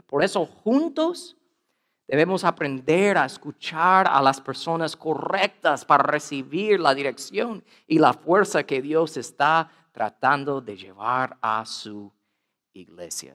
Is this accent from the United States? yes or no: yes; United States; Spanish is a second language; soy gringo